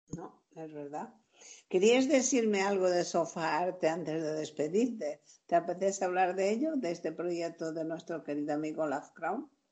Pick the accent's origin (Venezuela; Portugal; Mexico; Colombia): Portugal; now in Spain; Yo soy portuguesa de origen, española por, adopción, por matrimonio